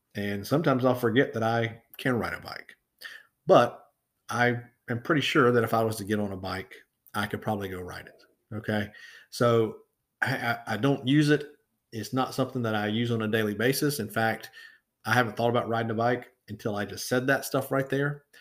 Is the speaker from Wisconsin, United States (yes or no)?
no; Florida, United States; moved away; when I go home to Florida, to my hometown